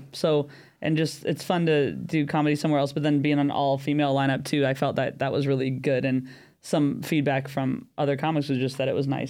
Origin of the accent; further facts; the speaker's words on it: United States; moved away as an adult; also born or lived in San Diego; now in London, United Kingdom; I am American, but I live in London. I've lived in London since the beginning of 2020